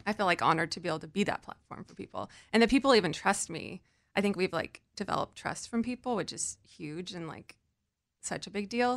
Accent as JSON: {"language": "English", "region": "California", "country": "United States", "also_born_or_lived": "New York", "said": "I'm from California"}